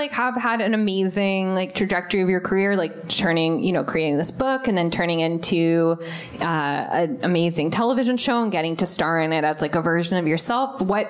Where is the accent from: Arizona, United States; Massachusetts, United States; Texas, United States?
Arizona, United States; Tucson; I grew up in Tucson, Arizona.